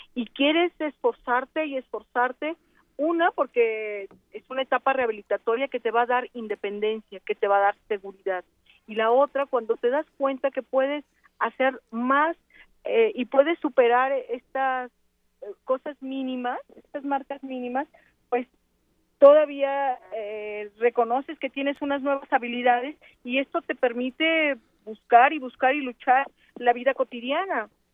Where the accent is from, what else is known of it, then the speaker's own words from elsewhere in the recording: Mexico; para nosotros como universitarios es un gran orgullo, como mexicanos doblemente